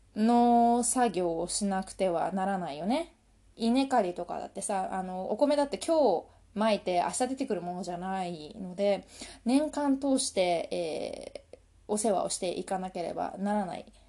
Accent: Japan; 私たち日本日本人

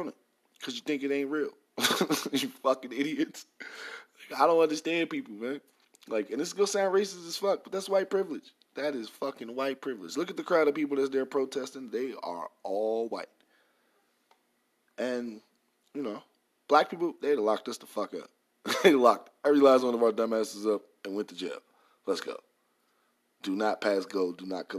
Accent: New York, United States; moved away; also born or lived in the South (US); I'm from New York

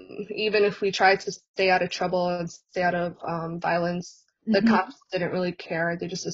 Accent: Saint Paul, Minnesota, United States; I'm 20 years old. I was born and raised in St. Paul, Minnesota, which is in the US. I grew up specifically in East St. Paul, which if you live in Minnesota, you know it's a like pretty violent area kind of.

